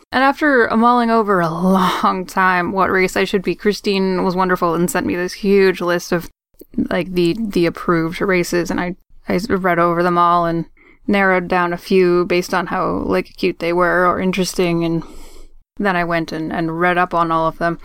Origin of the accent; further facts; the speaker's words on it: Maine, United States; now in Boston, United States; technically I'm from Maine, but I moved to Boston many, many years ago.